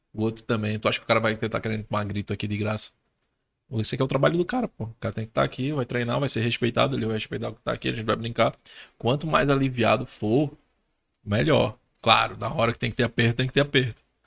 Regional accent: Pernambuco, Brazil; eu sou daqui de Pernambuco

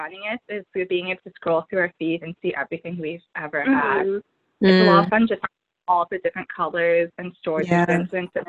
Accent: Southern California, United States; also born or lived in New York; Since I'm from Southern California

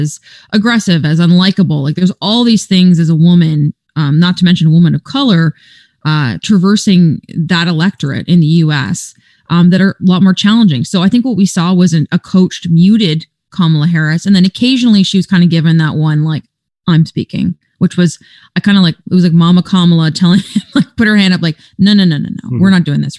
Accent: Canada; first language English; as a Canadian

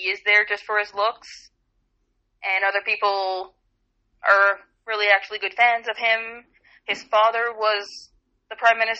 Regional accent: New Brunswick, Canada; first language French; English is a second language; I was born in New Brunswick, born and raised, haven't moved away.

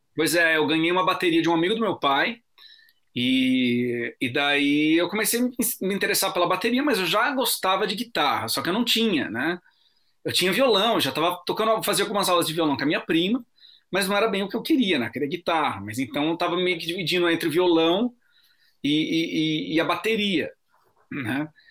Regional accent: Bragança Paulista, São Paulo, Brazil; Eu sou de Bragança Paulista, uma cidade que fica a 70 quilômetros de São Paulo

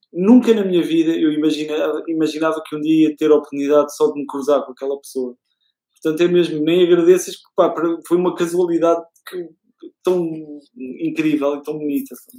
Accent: Portugal; eu como português que está aqui

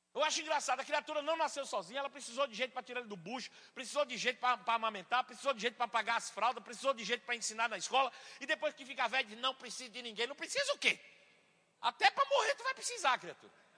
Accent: Bahia, Brazil; eu sou baiano

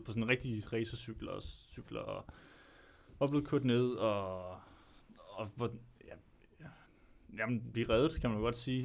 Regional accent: Albertslund, Capital Region of Denmark, Denmark; Jeg er fra Alberslund.

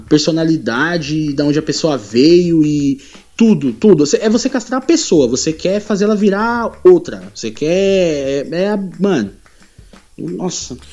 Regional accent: São Paulo, Brazil; nós aqui de São Paulo

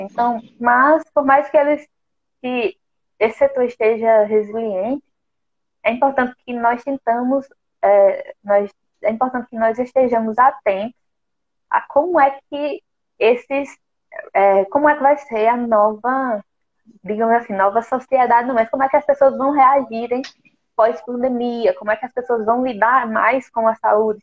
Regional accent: Brazil; nós, como brasileiros

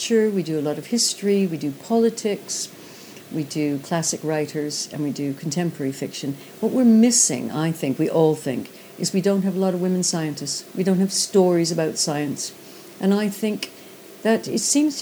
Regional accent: Canada; moved away; being Canadian

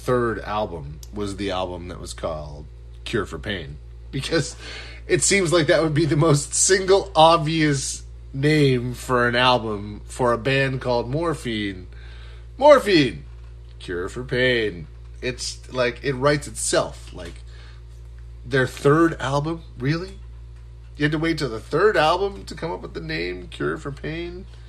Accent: Nova Scotia, Canada; I'm in the Atlantic time zone. It's very small. We're a very small, meek people. You could easily take us over. I mean, come on. Trump, what are you doing? You could totally take over Nova Scotia.

